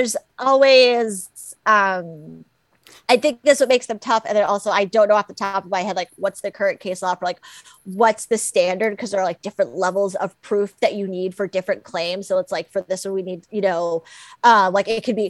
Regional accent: South Florida, United States; moved away; I grew up in South Florida

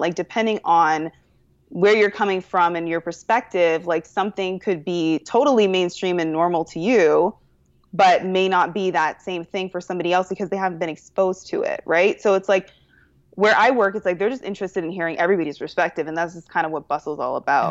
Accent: Toronto, Ontario, Canada; moved away; I am originally from Toronto, which is the best city in the world.

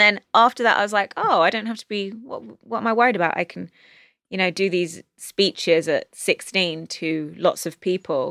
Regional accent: London, United Kingdom; moved away as an adult; now in Los Angeles, United States; growing up in England

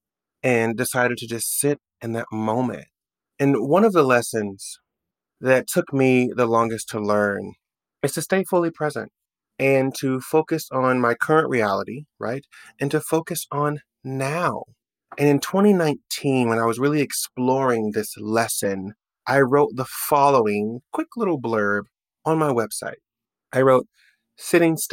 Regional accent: Oklahoma City, Oklahoma, United States; moved away as an adult; also born or lived in New York; I'm driving around my hometown. By the way, there's a life update. I've left New York and I've moved back to Oklahoma City for work.

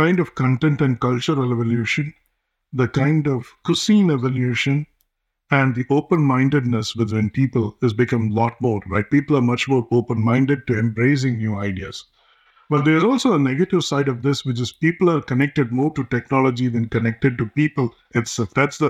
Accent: India; English is a second language; moved away as an adult; now in United States; My dad was a cinematographer for movies in India. I grew up in India and came here for my master's.

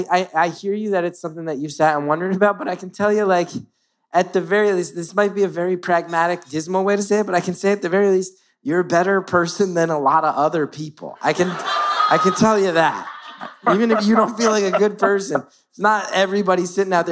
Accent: Ireland; I'm Irish like Banshee.

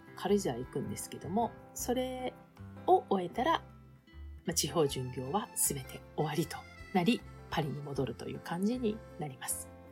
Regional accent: Tokyo, Japan; もともと私は東京生まれの東京育ちだし母親が東京の人なのでずっともう東京以外は知らないんだけれども

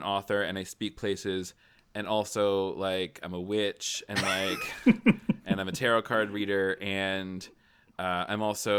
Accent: the South, United States; I'm from the South. I've never met a stranger.

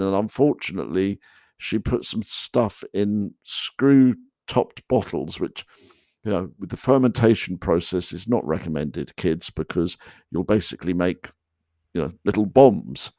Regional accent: England, United Kingdom; moved away as an adult; now in United States; I, I, was unaware of that growing up in England

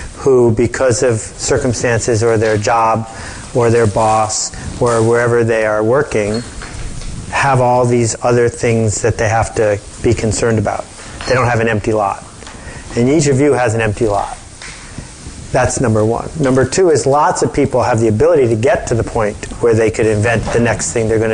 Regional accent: Buffalo, New York, United States; I grew up in Buffalo

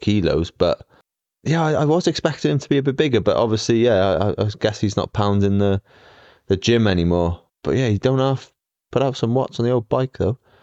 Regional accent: Australia; accent: Aussie; my Aussie accent

